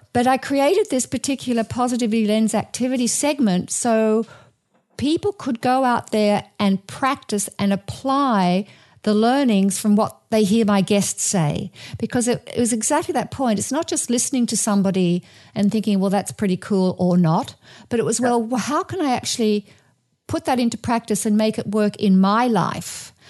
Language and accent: English; Australia; moved away as an adult; now in United States; coming from Australia, I come from an Anglo-Saxon kind of cultural heritage